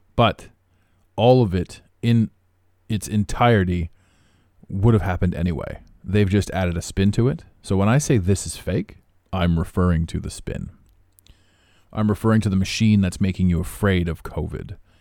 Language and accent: English; Canada; I don't even live in America. I am Canadian